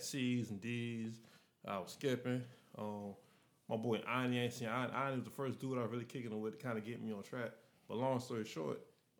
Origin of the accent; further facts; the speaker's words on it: Wilson Pine, Tennessee, United States; now in Memphis, United States; born and reared in Wilson Pine, but I moved to Hollywood and it just got worse. You know, and so I came to South Main.